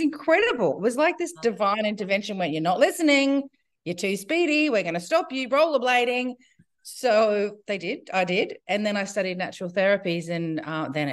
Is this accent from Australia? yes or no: yes; Brisbane, Queensland, Australia; now in Byron Bay, Australia; I grew up in Brisbane in the 60s, 70s, 80s